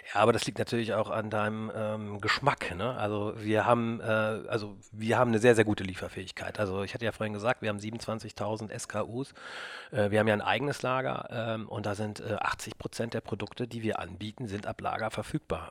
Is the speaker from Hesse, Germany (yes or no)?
no; Burgdorf, Lower Saxony, Germany; also wir kommen aus Burgdorf, Christian und ich. da sind wir aufgewachsen